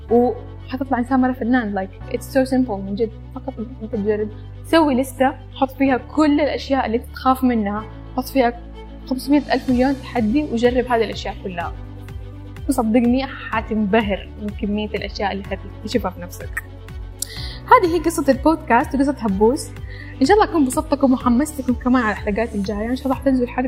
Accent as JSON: {"language": "Arabic", "country": "Iraq", "also_born_or_lived": "Sudan / Saudi Arabia", "lives_now": "Malaysia", "said": "انا عراقيه اتولدت في السودان وعشت في السعوديه وحاليا جالسه ادرس في ماليزيا"}